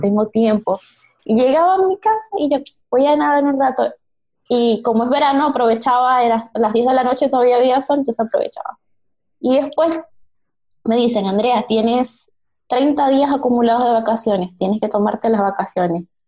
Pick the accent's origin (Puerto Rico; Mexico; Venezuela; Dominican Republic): Venezuela; Maracaibo, Zulia; moved away as an adult; now in Santiago, Chile; Me gradué en el 2013 en la Universidad del Zulia, en Maracaibo, mi ciudad natal